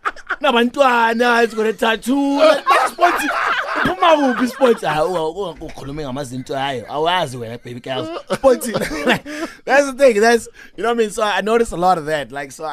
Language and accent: English; Limpopo, South Africa; first language Venda; English is a second language; also born or lived in Pretoria; I grew up in Venda for a little bit.